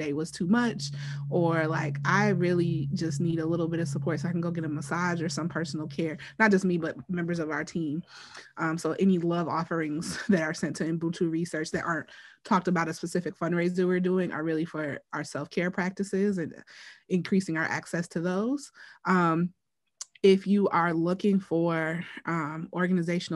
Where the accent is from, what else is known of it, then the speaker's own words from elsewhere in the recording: Wisconsin, United States; I am from Wisconsin